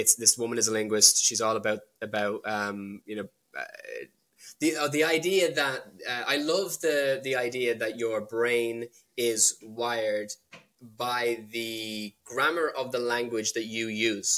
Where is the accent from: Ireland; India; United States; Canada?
Ireland; born or raised there; also born or lived in London / Wales